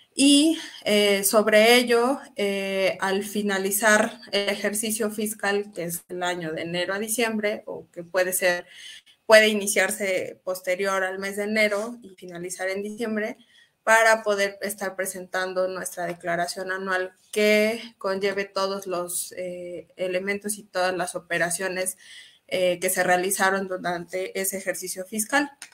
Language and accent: Spanish; Mexico; Todos como mexicanos